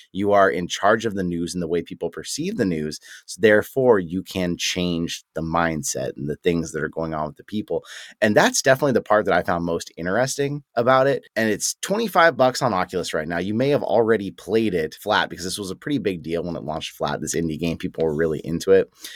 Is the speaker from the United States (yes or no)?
yes; United States; being an American